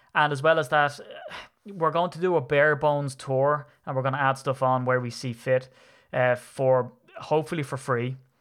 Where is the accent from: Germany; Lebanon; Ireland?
Ireland; I'm an Irishman